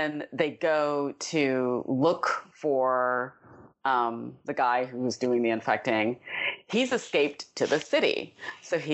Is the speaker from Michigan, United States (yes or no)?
yes; Detroit, Michigan, United States; I grew up in Detroit